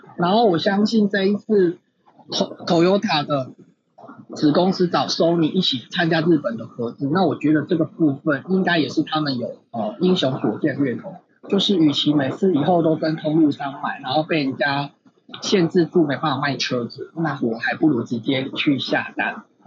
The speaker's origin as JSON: {"language": "Chinese", "country": "Taiwan", "said": "我们台湾人"}